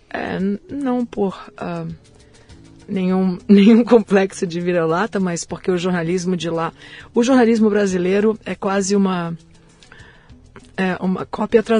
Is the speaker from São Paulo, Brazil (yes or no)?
no; Brasília, Federal District, Brazil; born there; Eu nasci em Brasília.